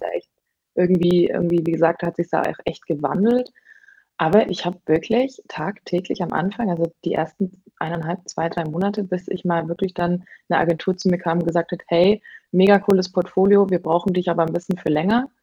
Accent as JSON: {"language": "German", "region": "Bavaria", "country": "Germany", "also_born_or_lived": "Hamburg", "moved": "as an adult", "said": "ich komme ursprünglich aus Bayern"}